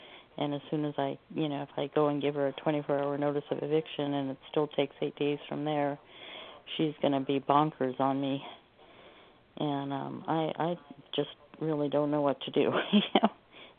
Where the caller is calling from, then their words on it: Oregon, United States; I'm calling from Oregon.